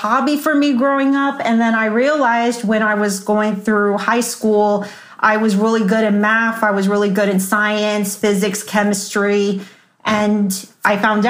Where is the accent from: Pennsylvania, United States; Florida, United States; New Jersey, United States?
Florida, United States; Miami; moved away as an adult; also born or lived in Joplin, Missouri / Kirksville, Missouri / Topeka, Kansas; my hometown of Miami, Florida